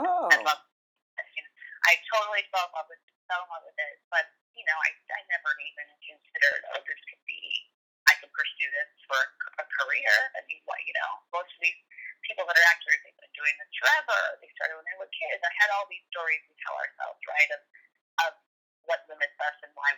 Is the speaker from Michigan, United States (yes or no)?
no; Chicago, Illinois, United States; I grew up in Chicago